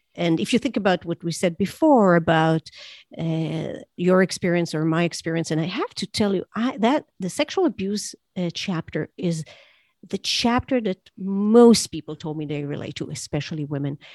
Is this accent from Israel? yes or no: yes; Israel; I grew up in Israel where there was there were terror attacks